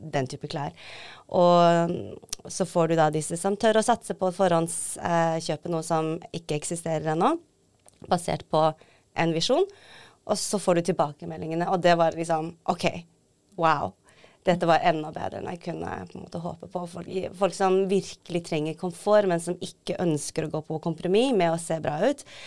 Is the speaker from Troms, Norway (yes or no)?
yes; Tromsø, Troms, Norway; moved away as an adult; also born or lived in Seoul, South Korea / London, United Kingdom; opprinnelig født i Seoul i Sør-Korea, adoptert til Tromsø, vokste opp der.